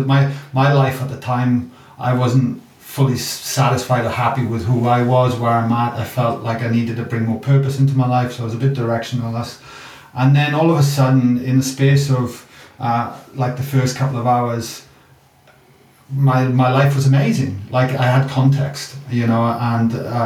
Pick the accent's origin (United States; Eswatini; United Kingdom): United Kingdom; Wales; moved away as an adult; now in Australia; you can hear my accent. I'm a product from Wales.